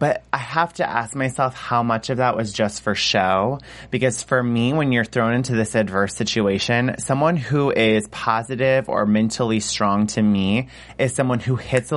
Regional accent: Michigan, United States; I'm from Michigan

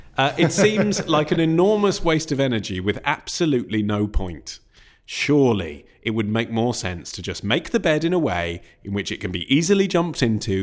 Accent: England, United Kingdom; as an Englishman.

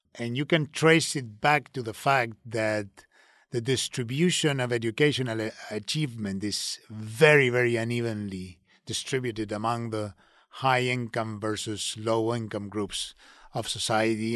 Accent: Uruguay; I'm from Uruguay, and, and very proudly so

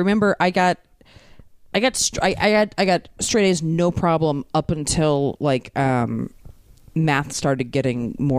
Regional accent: Baltimore, Maryland, United States; born or raised there

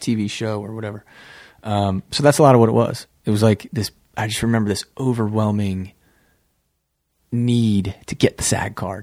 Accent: Midwest, United States; moved away as an adult; also born or lived in New York City; We're all from the Midwest

